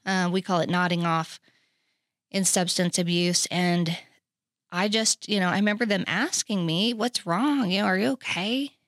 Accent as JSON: {"language": "English", "town": "Oklahoma City", "region": "Oklahoma", "country": "United States", "tie": "born or raised there", "also_born_or_lived": "Texas", "moved": "as an adult", "said": "I grew up in Oklahoma City"}